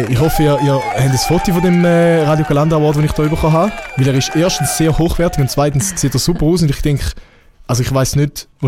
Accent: Switzerland; Ich bin halt Schweizer, was soll ich?

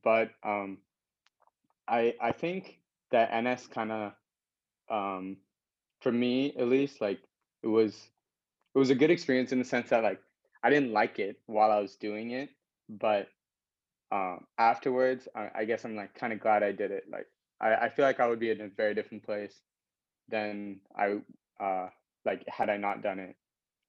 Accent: Singapore; And because I was born in Singapore and I lived here my whole life.

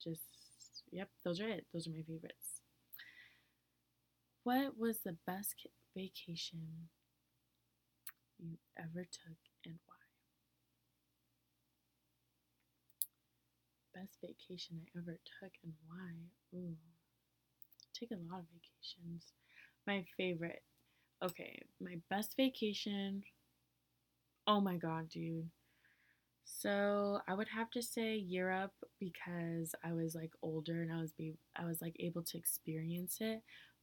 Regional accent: United States; being an American, I stood out anyway

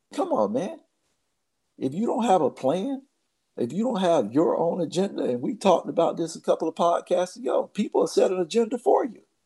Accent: Baldwin, Florida, United States; on Del Monte Street, where I grew up in Baldwin, Florida

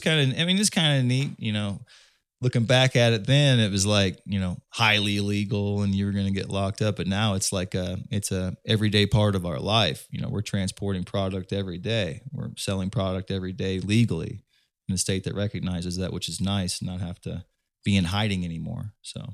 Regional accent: Indiana, United States; I'm from Indiana

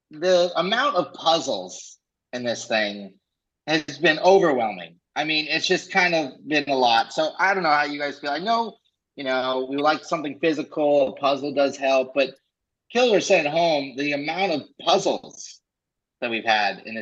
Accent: Colorado, United States; moved away; also born or lived in East Coast; I grew up in Colorado

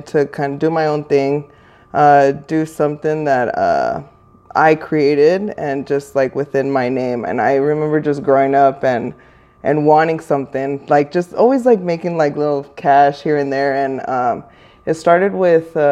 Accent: Norwalk, California, United States; also born or lived in Los Angeles; I am originally from Norwalk. I grew up there

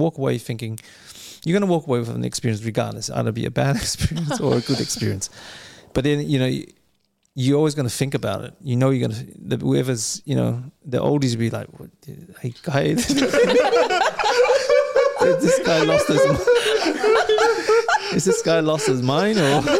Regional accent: New Zealand; also born or lived in Samoa; if you look at Brussels sprouts growing up in New Zealand, like when we came from Samoa, I was like, what the hell is this?

